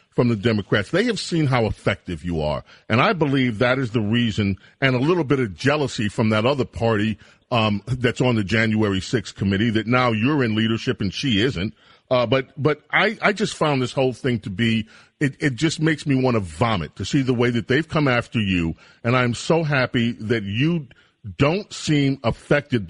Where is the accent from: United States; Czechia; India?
United States; New York City, New York; also born or lived in Buffalo, New York; I was born in Buffalo. I came to New York City when I was one